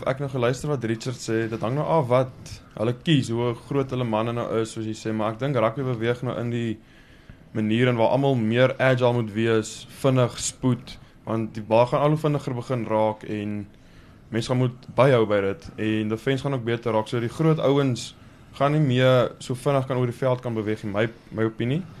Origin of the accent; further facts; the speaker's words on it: Kimberley, Northern Cape, South Africa; born there; ek was gebore in Kimberley in die Noord-Kaap.